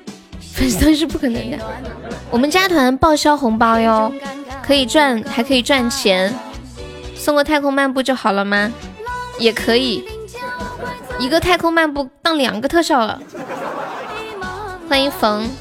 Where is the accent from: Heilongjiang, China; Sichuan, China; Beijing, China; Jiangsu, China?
Sichuan, China; 当当当当当当当，我是四川的。